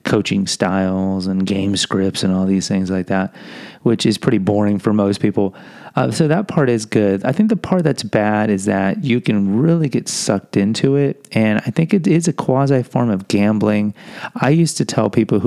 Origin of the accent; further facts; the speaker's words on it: Houston, Texas, United States; I am from Houston